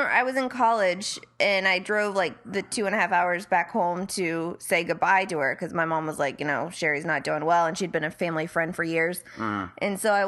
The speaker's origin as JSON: {"language": "English", "town": "Marietta", "region": "Ohio", "country": "United States", "tie": "born or raised there", "moved": "yes", "lives_now": "Los Angeles, United States", "said": "we grew up in Marietta, Ohio, which is right on the Muskingum and Ohio Rivers"}